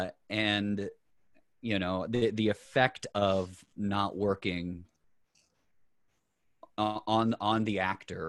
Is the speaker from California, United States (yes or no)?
no; Colorado, United States; now in New York, United States; Born and raised. Colorado boy and proud